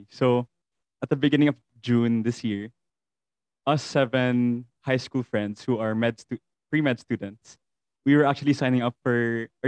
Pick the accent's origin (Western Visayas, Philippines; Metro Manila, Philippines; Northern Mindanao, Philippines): Western Visayas, Philippines; Bacolod; Um, I was born and raised here in Bacolod City